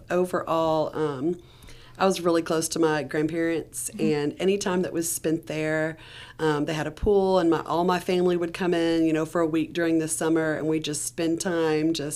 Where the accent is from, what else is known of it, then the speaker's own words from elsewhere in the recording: Cleveland, Tennessee, United States; accent: Tennessee; I grew up in Cleveland, Tennessee, which is north of Chattanooga.